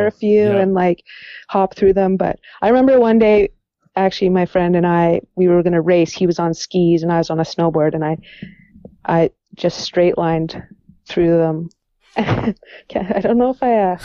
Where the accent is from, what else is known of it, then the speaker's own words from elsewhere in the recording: Canmore, Alberta, Canada; Growing up in Canmore